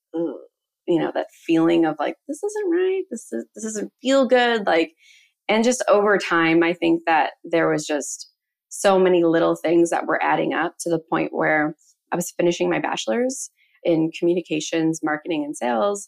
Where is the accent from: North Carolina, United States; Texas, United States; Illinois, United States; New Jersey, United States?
Illinois, United States; Chicago; moved away as an adult; now in Arizona, United States; I'm originally from Chicago